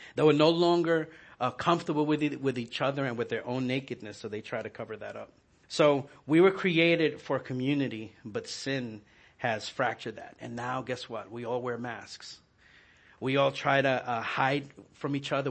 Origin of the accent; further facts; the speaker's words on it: New York, United States; moved away; I was growing up in New York